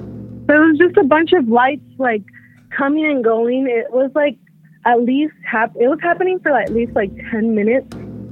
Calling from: San Diego, California, United States

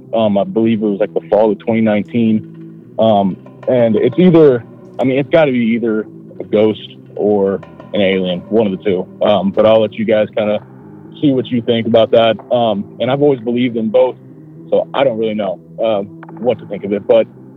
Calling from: Ohio, United States; from Ohio. I live pretty close to Dayton, Ohio.

